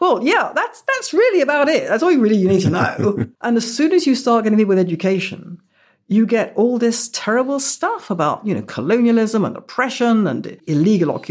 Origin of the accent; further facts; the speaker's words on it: United Kingdom; all this great change in my view of myself as a British Jew was taking place 2000, 2001, 2002, that kind of area.